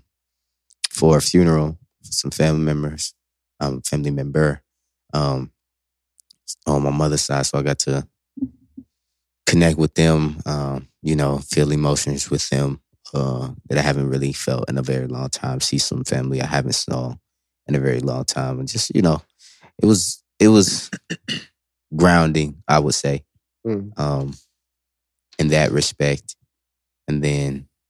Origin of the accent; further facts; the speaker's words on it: Dayton, Ohio, United States; moved away; also born or lived in Columbus, Ohio; I went to Dayton, where I was actually born